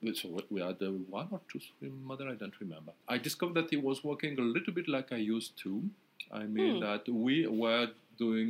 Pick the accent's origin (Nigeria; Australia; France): France; Provence-Alpes-Côte d'Azur; I'm from Provence.